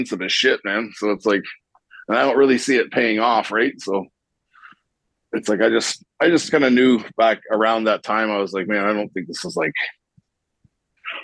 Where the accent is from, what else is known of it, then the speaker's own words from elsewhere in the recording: Toronto, Ontario, Canada; moved away as an adult; also born or lived in Rhode Island / New Jersey; I'm from Toronto